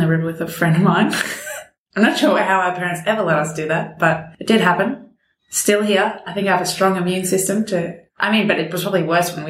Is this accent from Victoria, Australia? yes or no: yes; Melbourne, Victoria, Australia; I am 26 and I was born in Richmond and I still live in Richmond.